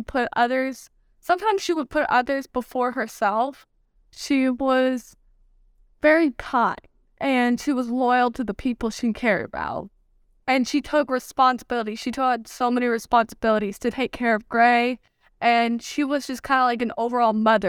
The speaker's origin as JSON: {"language": "English", "region": "New York", "country": "United States", "tie": "born there", "also_born_or_lived": "Germany / Texas / Oklahoma", "said": "Okay, I was born in New York. We moved around a lot, so I moved to Germany, I've been to Texas back and forth, I've been to Oklahoma."}